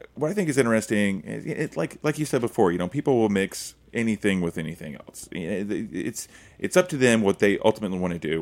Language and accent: English; Oklahoma, United States; I'm from Oklahoma